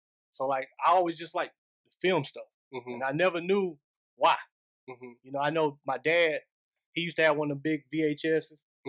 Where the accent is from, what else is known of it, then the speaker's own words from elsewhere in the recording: Laurinburg, North Carolina, United States; LBG, Laurinburg. So Laurinburg. If you know me, I come from Country Club Estates.